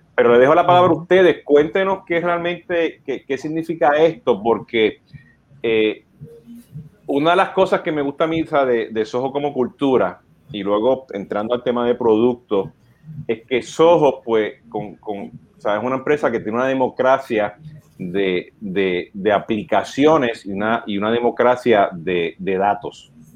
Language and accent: Spanish; Puerto Rico